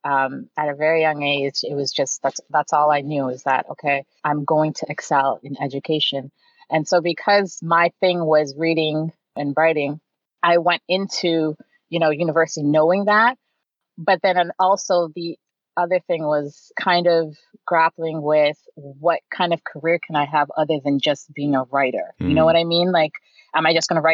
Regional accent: Toronto, Ontario, Canada; also born or lived in Detroit, Michigan, United States; I moved here at a very young age. So I was raised here pretty much most of my life

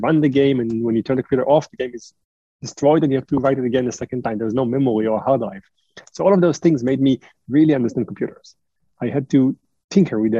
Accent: Israel; moved away as an adult; also born or lived in France / United States; I was born in France. I was raised in Israel, and I now spend a third of my life in the US.

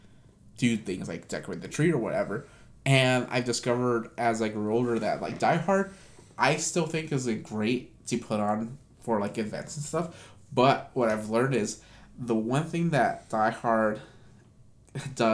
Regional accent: California, United States; I grew up in California

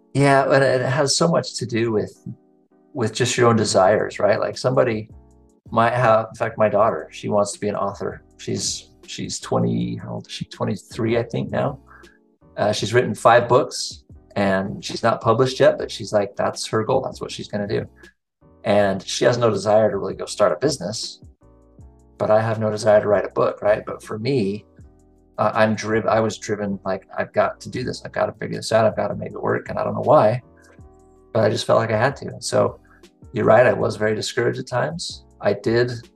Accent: near Salt Lake City, Utah, United States; also born or lived in Brazil; Grew up here, right near Salt Lake. Uh, haven't fallen too far from the tree. I did uh, live in Brazil for a year and a half, so that was sort of different. But outside of that, I've I've been here in Utah my whole life

